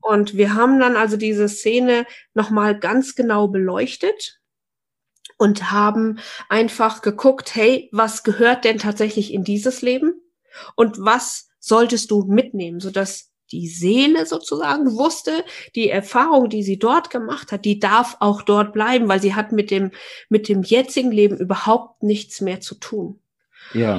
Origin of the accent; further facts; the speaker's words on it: Fulda, Hesse, Germany; ich komme ja aus Fulda